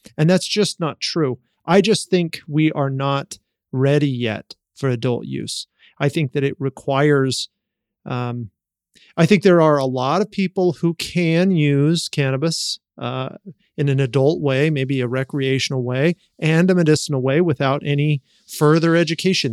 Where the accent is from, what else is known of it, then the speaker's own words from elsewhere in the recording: Utah, United States; I have that background of growing up in Utah